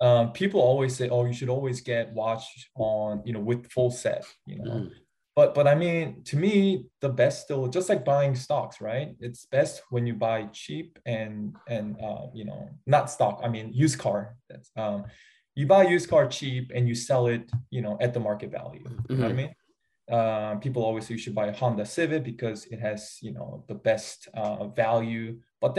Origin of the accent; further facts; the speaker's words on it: South Korea; first language Korean; English is a second language; I'm a English learner, with Korean as my first language.